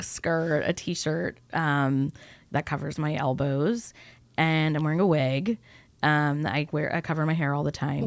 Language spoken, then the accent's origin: English; California, United States; also born or lived in New York; I was born in New York, raised on the West Coast in California